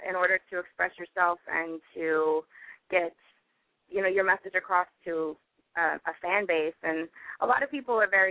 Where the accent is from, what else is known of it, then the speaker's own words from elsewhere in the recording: Salt Lake City, Utah, United States; moved away; originally I am from Utah